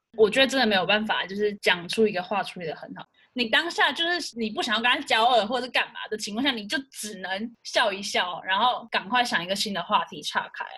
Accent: Taiwan; 我是台湾人

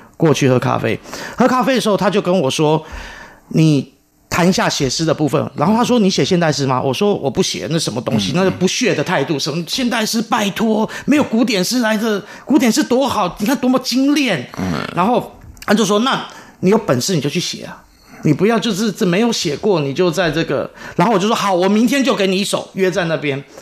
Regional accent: Taiwan; 这是我的土地，我出生在这里

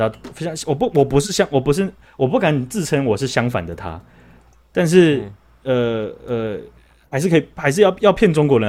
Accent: Taiwan; 变动的都是我们台湾人呢、啊，这样我们就白痴了。

